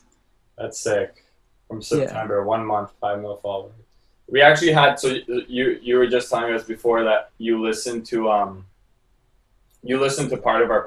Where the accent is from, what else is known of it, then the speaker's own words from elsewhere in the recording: Toronto, Ontario, Canada; cause we're from Canada.